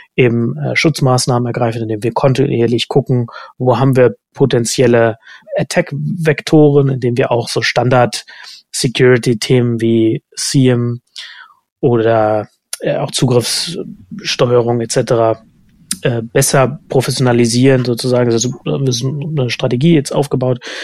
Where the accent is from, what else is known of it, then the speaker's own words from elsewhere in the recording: East Germany, Germany; als Ossi